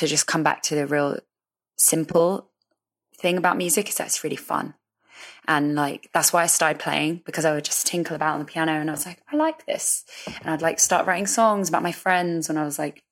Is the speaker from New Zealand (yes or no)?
no; London, United Kingdom; I was coming from Northwest London to South London